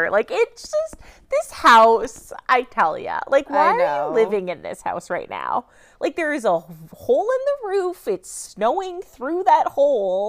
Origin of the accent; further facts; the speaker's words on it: Canada; I'm born and raised in Canada